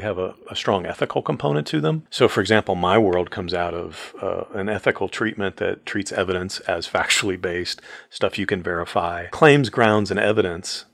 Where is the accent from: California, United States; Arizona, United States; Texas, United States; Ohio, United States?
Ohio, United States; Mansfield; I grew up in Mansfield, Ohio